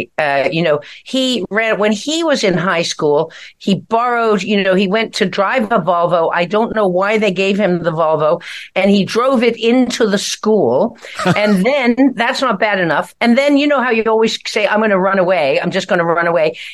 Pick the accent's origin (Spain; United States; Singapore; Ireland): Ireland; as an Irish person